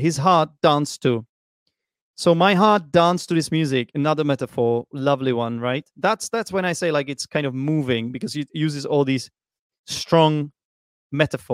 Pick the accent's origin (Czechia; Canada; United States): Czechia; Prague; English is a second language; moved away as an adult; now in Vietnam; I was born in Prague